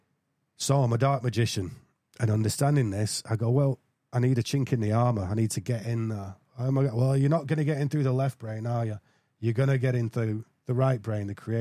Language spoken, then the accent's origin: English; England, United Kingdom; I'm English